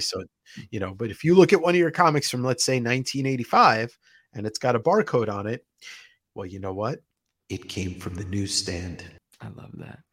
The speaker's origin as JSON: {"language": "English", "town": "Deer Park", "region": "New York", "country": "United States", "tie": "born or raised there", "said": "New York, I, I grew up on Long Island"}